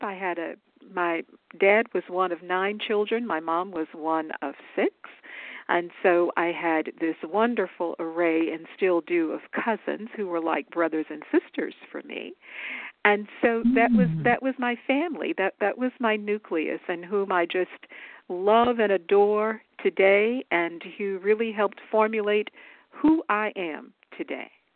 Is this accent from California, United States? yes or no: no; Dallas, Texas, United States; moved away as an adult; I grew up in what we call Big D, so in Dallas, Texas